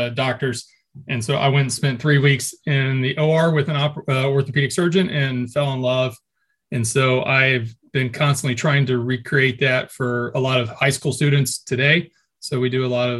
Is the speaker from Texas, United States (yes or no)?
yes; Texas, United States; moved away as an adult; also born or lived in Tennessee; I grew up 26 years in Texas.